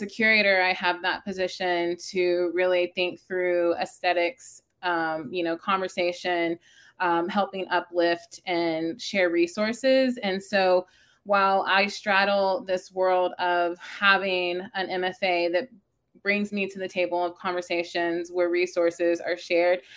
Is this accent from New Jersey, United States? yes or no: no; Baytown, Texas, United States; also born or lived in Dayton, Texas / Crosby, Texas; growing up in Baytown and living in, you know, Dayton